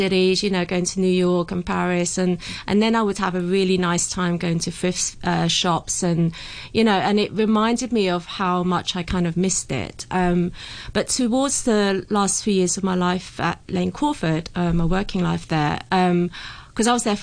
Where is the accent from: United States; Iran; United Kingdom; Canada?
United Kingdom; I was brought up in the UK